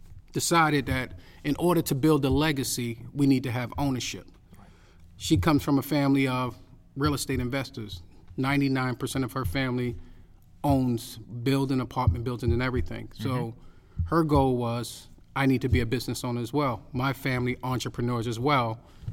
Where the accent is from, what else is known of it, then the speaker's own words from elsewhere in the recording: New York City, New York, United States; moved away as an adult; now in Orlando, United States; I'm from Brooklyn, New York.